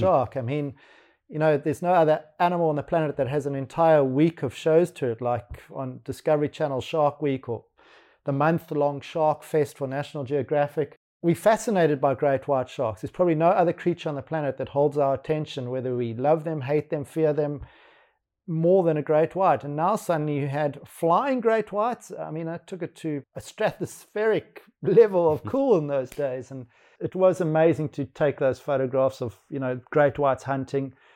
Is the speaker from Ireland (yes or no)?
no; Johannesburg, Gauteng, South Africa; now in Cape Town, South Africa; I was born in Johannesburg